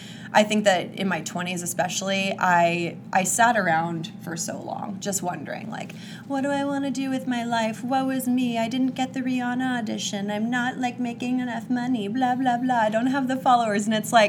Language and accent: English; Kansas, United States; I'm from Kansas.